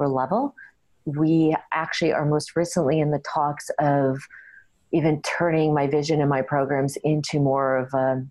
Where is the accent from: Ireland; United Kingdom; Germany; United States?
United States; Connecticut; moved away as an adult; now in Canada; I was born actually in Connecticut, which is actually in America, in the States